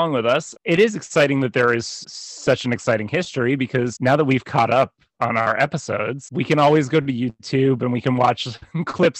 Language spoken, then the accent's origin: English; New England, United States; born or raised there